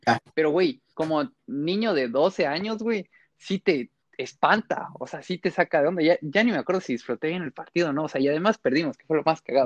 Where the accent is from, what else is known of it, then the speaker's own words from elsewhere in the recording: Mexico; como buen chamaquito mexicano, te hacen irle al equipo de los papás